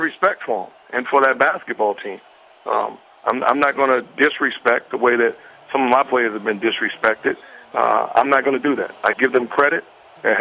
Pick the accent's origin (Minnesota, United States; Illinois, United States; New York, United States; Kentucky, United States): New York, United States; New York City; I'm from New York City